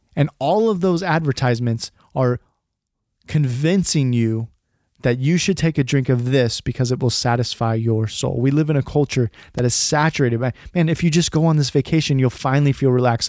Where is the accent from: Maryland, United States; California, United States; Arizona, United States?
California, United States; I was actually born and raised in California